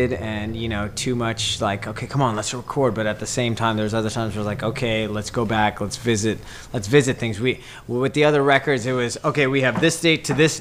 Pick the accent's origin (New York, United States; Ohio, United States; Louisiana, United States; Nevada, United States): Nevada, United States; Las Vegas; born or raised there